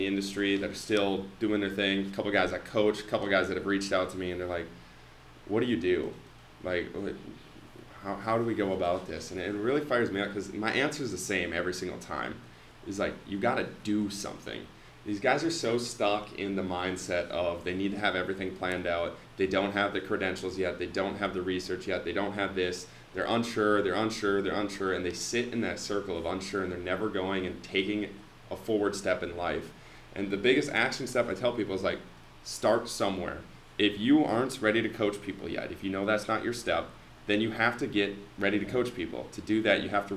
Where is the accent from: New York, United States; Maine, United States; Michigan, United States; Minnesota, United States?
Minnesota, United States; Foley; I'm from Foley, a small little town